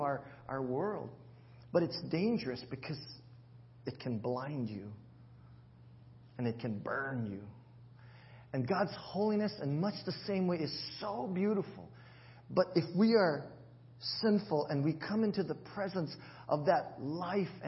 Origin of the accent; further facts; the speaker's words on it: Hawaii, United States; moved away; I'll throw in a lot of pigeon and how we speak in Hawaii.